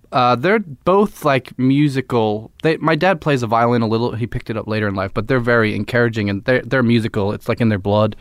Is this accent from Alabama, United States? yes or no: no; Philadelphia, Pennsylvania, United States; I'm from Philly and I live there still